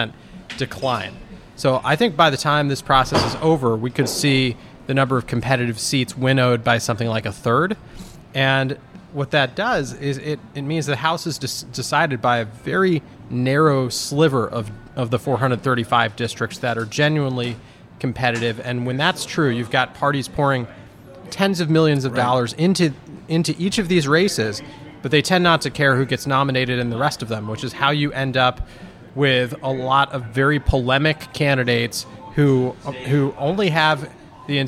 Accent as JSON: {"language": "English", "region": "New Jersey", "country": "United States", "tie": "born or raised there", "also_born_or_lived": "Virginia", "moved": "as an adult", "said": "I was growing up in New Jersey"}